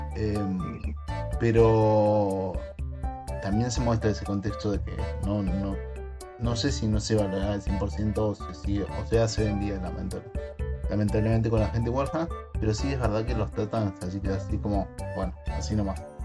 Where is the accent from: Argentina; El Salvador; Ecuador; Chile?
Argentina; Como todo argentino